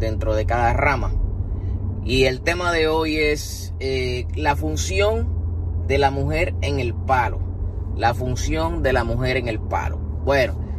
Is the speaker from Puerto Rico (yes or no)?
yes; Puerto Rico; mi pueblo Puerto Rico